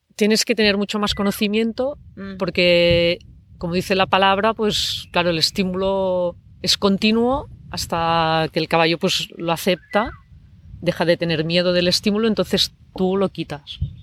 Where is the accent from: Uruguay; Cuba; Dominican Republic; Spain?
Spain; Barcelona, Catalonia; yo soy de Barcelona